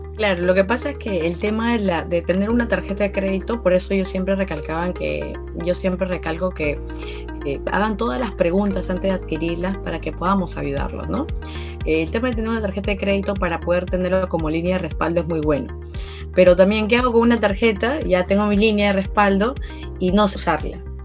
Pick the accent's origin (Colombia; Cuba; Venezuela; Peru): Peru; para nosotros como país, como peruanos